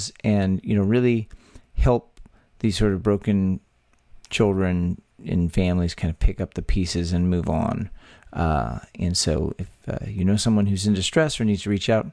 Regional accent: Texas, United States; born or raised there

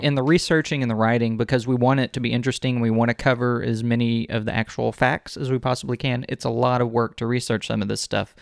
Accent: Texas City, Texas, United States; I was born and raised in the city that bears the name of the state

